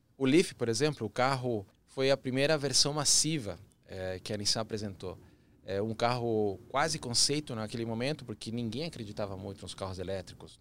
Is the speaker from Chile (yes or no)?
yes; Chile; Portuguese is a second language; now in Brazil; Eu sou chileno de nascimento, apaixonado pelo Brasil, vários anos aqui